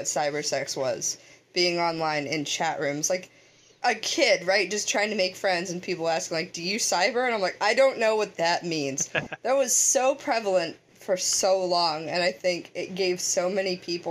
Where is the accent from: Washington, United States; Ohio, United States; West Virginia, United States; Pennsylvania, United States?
Pennsylvania, United States; Pittsburgh